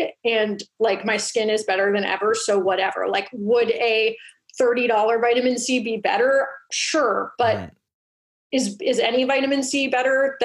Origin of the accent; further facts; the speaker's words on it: California, United States; I was raised in California